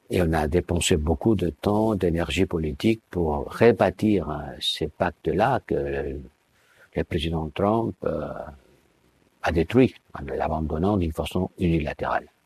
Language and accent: French; Somalia; Je viens de la Somalie